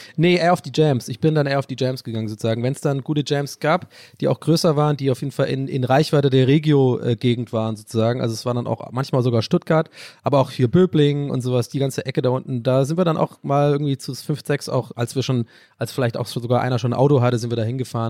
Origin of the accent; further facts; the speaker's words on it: Ireland; first language English; German is a second language; moved away; ich bin da sogar englischsprachig aufgewachsen, ich bin ein gebürtiger Ire